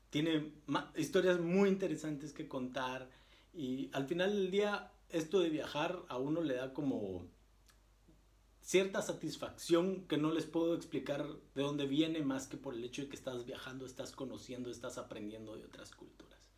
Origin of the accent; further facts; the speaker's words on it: Guatemala; now in Germany; No se imaginan la cantidad de alemanes que uno conoce y yo les digo, eh, ah, pues mira que yo vengo de Guatemala